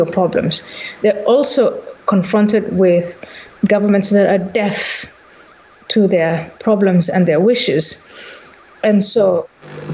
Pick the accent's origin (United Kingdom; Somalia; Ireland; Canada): Somalia; moved away; also born or lived in Netherlands; I was born in Somalia